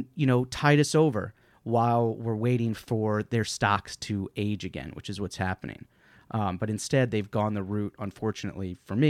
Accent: New York, United States; I'm from New York.

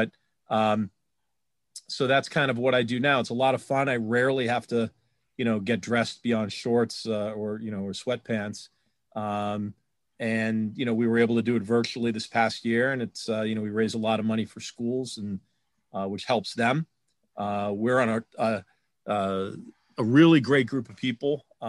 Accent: Newton, Massachusetts, United States; I grew up in Newton, Mass. Not sure who knows where that is or what. It's about 5 or 10 minutes away from Boston College

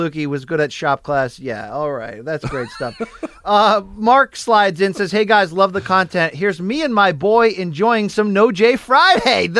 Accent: United Kingdom; now in France; I'm a Brit living in France in a former bar.

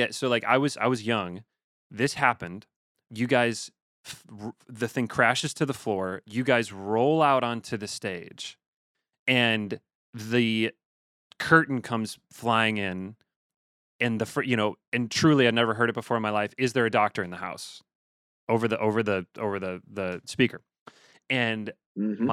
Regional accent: Chicago, Illinois, United States; I grew up in Chicago

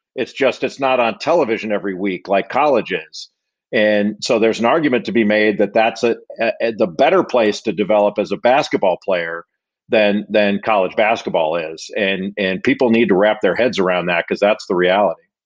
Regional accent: Los Angeles, California, United States; I grew up in in Los Angeles

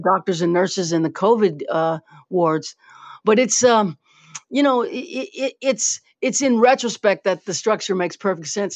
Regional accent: Louisiana, United States; also born or lived in New Orleans; I was born here. I'm from Louisiana

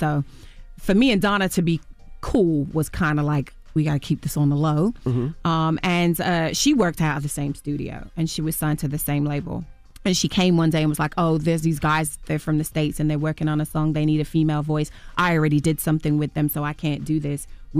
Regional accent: England, United Kingdom; I'm born and raised in England, and I never saw an apartment that looked like that in England, or a flat, as we call it.

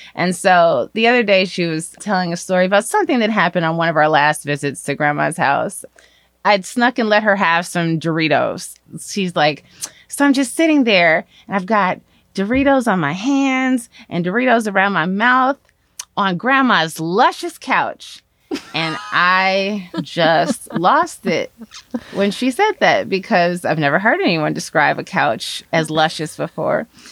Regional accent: Chicago, Illinois, United States; I am from Chicago.

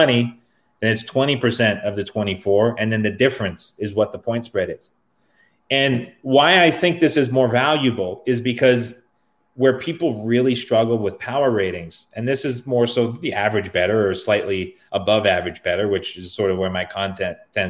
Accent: Canada; I'm Canadian

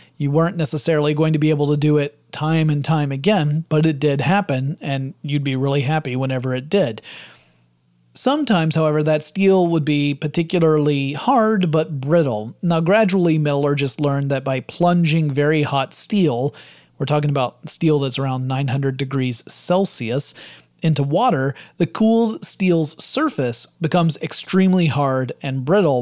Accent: the South, United States; I'm from the South

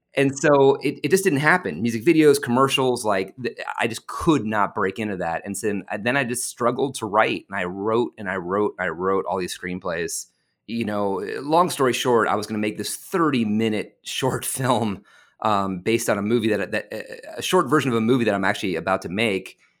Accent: Westport, Connecticut, United States; moved away as an adult; I'm from Westport, Connecticut.

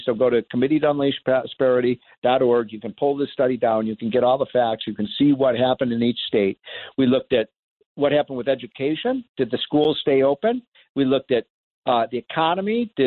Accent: Illinois, United States; my home state of Illinois

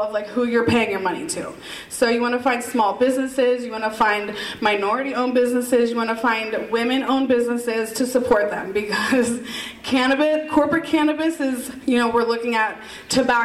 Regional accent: Pennsylvania, United States; also born or lived in Miami / Las Vegas; I'm from Pennsylvania

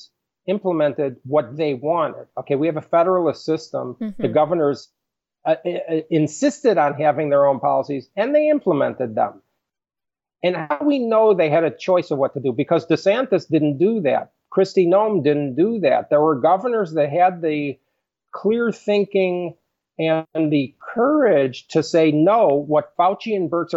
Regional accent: Chicago, Illinois, United States; moved away; I grew up in Chicago

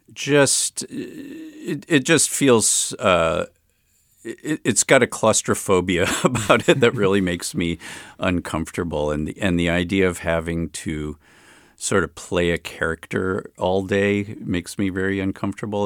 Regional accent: Chicago, Illinois, United States; also born or lived in Berkeley; now in Oakland, United States; I grew up in Hyde Park in Chicago near the university.

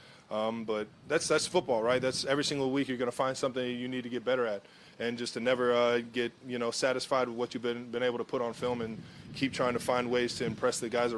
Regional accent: Cleveland, Ohio, United States; now in Kansas City, United States; up in Cleveland in my hometown

